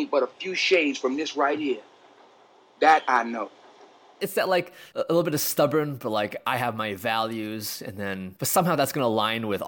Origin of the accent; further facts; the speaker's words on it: Mississippi, United States; I'm a black man born and raised in Mississippi.